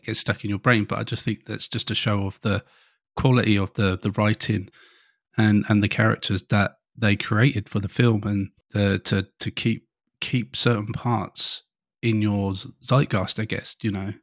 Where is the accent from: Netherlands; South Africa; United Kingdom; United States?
United Kingdom; England; being an English person